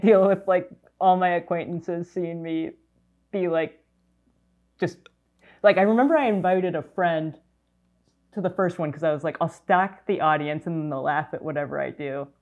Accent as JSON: {"language": "English", "area": "Orange County", "region": "California", "country": "United States", "said": "I'm from Orange County."}